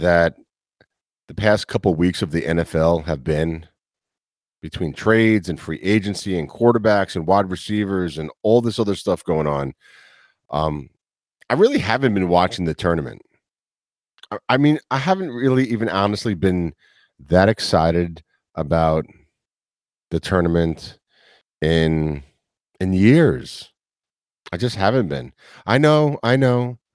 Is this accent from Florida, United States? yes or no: no; New York City, New York, United States; also born or lived in New Jersey; as a kid from the city, as you know, I'm from Queens. I'm not from Jersey.